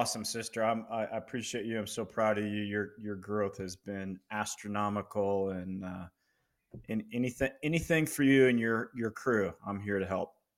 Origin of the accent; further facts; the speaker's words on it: Loveland, Colorado, United States; I'm in Colorado. I grew up in Loveland, Colorado State, university grad